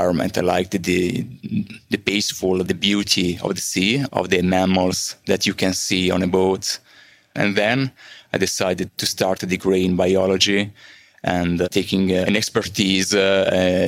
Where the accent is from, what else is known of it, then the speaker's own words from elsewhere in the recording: Milan, Lombardy, Italy; from Milano, Italy.